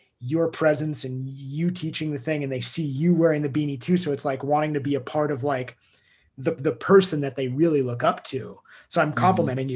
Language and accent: English; United States; I grew up in Tahoe skiing.